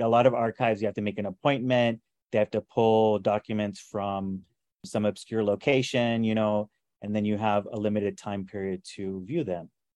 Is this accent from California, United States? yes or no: no; Texas, United States; growing up in Texas